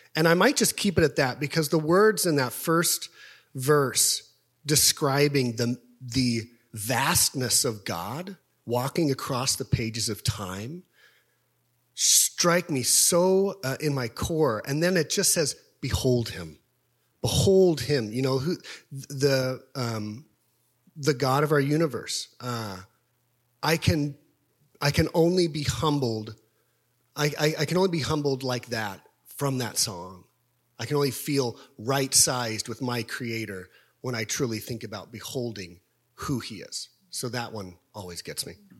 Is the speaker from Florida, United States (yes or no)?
no; Topeka, Kansas, United States; moved away; I grew up in Topeka, Kansas